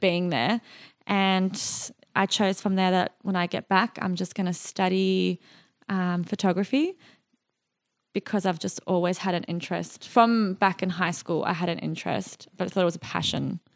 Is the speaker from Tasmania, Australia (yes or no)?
no; Sydney, New South Wales, Australia; born or raised there; also born or lived in Iraq / Jordan